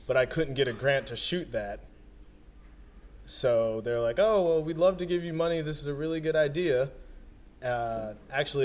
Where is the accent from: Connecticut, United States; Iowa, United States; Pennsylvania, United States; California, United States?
Pennsylvania, United States; Philadelphia; also born or lived in South Jersey; when I was growing up in Philadelphia and South Jersey